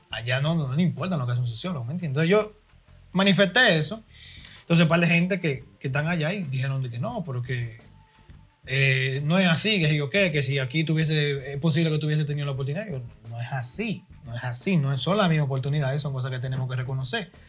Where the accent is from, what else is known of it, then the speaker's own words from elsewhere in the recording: Dominican Republic; now in United States; la experiencia mía, mía como dominicano nacido allá y, terminado de, ser criado aquí.